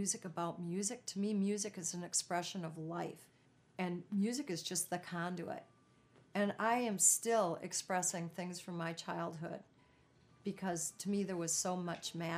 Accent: Minnesota, United States; moved away; my hometown

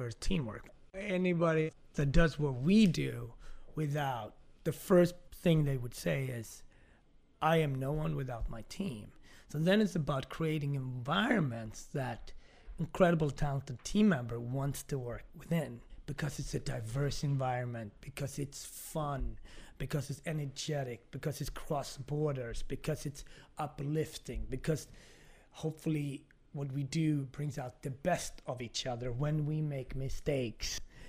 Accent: Ethiopia; also born or lived in Scandinavia; now in Harlem, United States; like being from Ethiopia, growing up in Scandinavia, living in Harlem, there's a lot of contradictions and complexities and all that.

